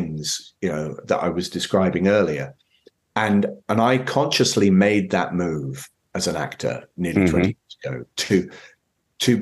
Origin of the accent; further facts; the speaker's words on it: Scotland, United Kingdom; moved away as an adult; now in United States; being Scottish, my father, you know, regularly used to bring scotch out. We'd toast at the table. It's deeply rooted in you as somebody from Scotland, from the UK